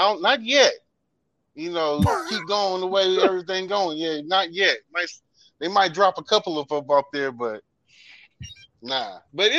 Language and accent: English; Alaska, United States; now in Georgia, United States; No, I was born and raised in Alaska, but I live in Georgia.